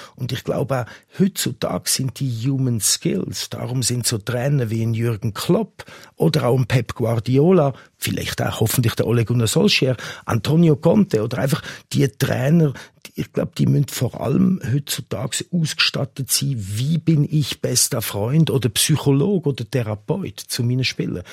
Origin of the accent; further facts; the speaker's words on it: Zurich, Switzerland; also born or lived in England (nationality); Ich bin da in der Nähe auch aufgewachsen